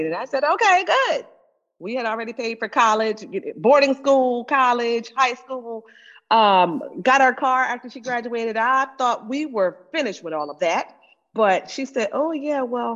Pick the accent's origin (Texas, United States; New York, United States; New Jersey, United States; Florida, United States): Florida, United States; moved away; I'm originally from Florida